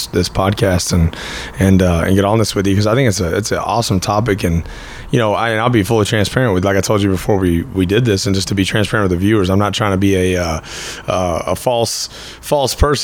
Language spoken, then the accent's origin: English; Fort Worth, Texas, United States; accent: Texas; also born or lived in Cleburne, Texas; I was born in Fort Worth, grew up in Fort Worth, and then going into my junior year, my family moved down to Cleburne, just south of the Metroplex.